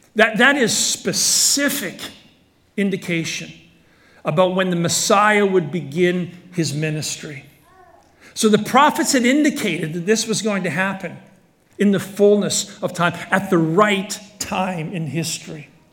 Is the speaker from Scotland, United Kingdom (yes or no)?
yes; Scotland, United Kingdom; moved away; I was born in Scotland